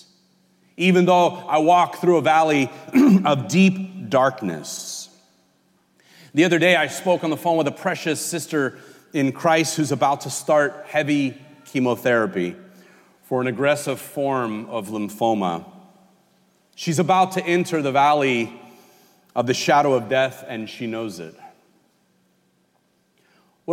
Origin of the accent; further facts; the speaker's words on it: California, United States; moved away; I'm from California. We call the highways freeways back there